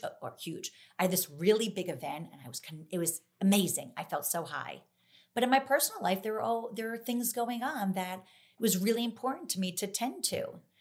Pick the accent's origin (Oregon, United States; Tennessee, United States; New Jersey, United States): New Jersey, United States; I'm from New Jersey